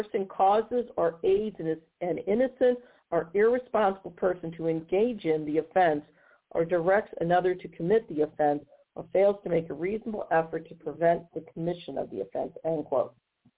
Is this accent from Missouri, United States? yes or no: yes; Missouri, United States; in my home state of Missouri